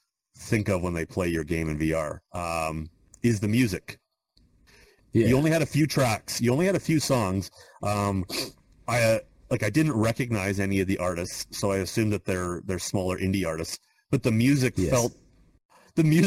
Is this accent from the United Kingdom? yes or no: no; Canada; I'm from Canada